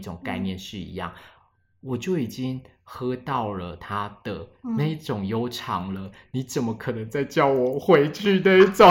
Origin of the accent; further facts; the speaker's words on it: Alishan, Chiayi County, Taiwan; 阿里山我们这边的一个，比如说原住民的民族是周族